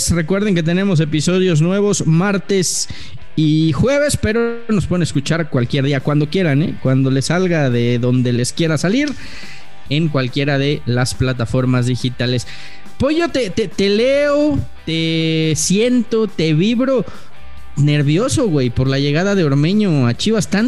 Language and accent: Spanish; Mexico; yo, yo como tengo pasaporte español, güey, entonces ya dejé de ser mexicano, ya no soy mexicano.